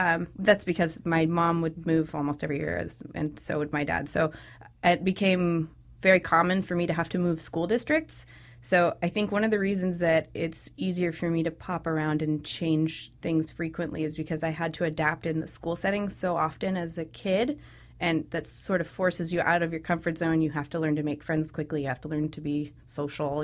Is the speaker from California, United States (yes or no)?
yes; Sacramento, California, United States; moved away as an adult; I was raised in Sacramento, California